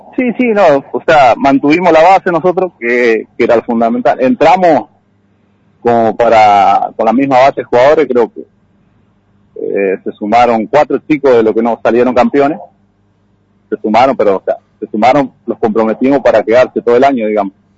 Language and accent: Spanish; La Criolla, Santa Fe, Argentina; acá la Criolla. Nacido acá